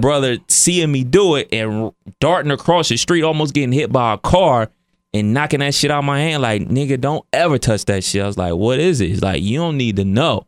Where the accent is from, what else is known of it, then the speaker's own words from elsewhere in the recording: Cleveland, Ohio, United States; that's my hometown